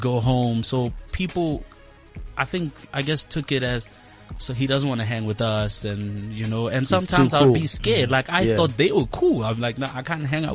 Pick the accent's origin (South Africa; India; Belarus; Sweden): South Africa; moved away; I'm here now, I'm from Kraskop, I can't go back home